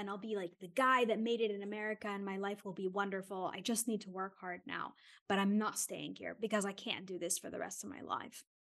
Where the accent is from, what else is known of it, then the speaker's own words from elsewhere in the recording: New York, United States; born there; And I was born there in Queens, New York.